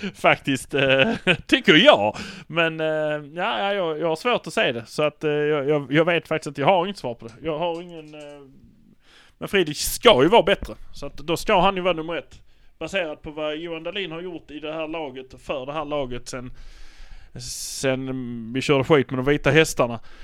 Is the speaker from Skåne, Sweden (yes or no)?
yes; Malmö, Skåne, Sweden; Vi är från Malmö